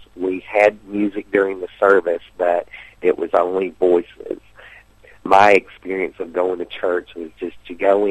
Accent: Sulphur Springs, Tennessee, United States; also born or lived in Whitwell, Tennessee; I was born in Whitwell, Tennessee. I grew up in just a little community called Sulphur Springs, Tennessee, which is near Chattanooga.

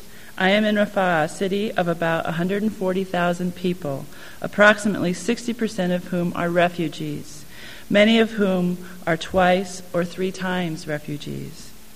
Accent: Olympia, Washington, United States; has been shot driving in their car by a rocket launcher from a tower at the end of a major street in my hometown.

